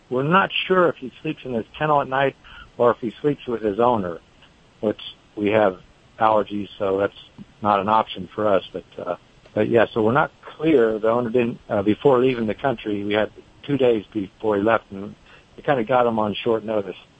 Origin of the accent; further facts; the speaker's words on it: the Bay Area, California, United States; now in North Carolina, United States; I'm originally from the Bay Area, but I've lived here for a long time